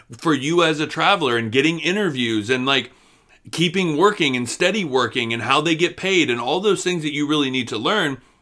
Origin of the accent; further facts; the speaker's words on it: Florida, United States; moved away; we come from Florida